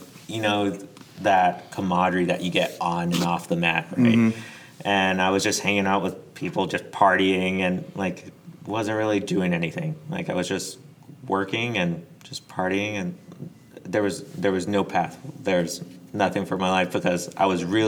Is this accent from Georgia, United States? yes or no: yes; Dacula, Georgia, United States; moved away as an adult; I'm from a small place called Decula, Georgia